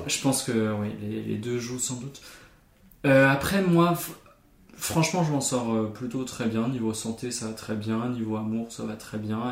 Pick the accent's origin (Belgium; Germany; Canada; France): Germany; mon identité en tant qu'Allemand